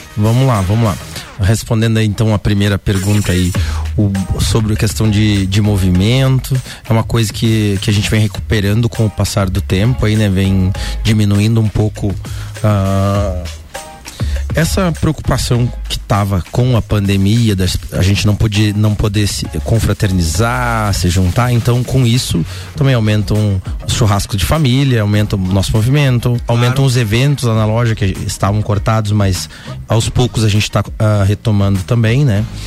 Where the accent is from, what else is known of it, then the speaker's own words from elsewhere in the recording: Rosário do Sul, Rio Grande do Sul, Brazil; moved away as an adult; also born or lived in São Pedro do Sul, Brazil; now in Lages, Brazil; No documento, sou de São Pedro do Sul, 30 quilômetros de Santa Maria, mas eu fui com menos de um ano para Rosário do Sul, então quando me perguntam de onde tu é, eu sou de Rosário do Sul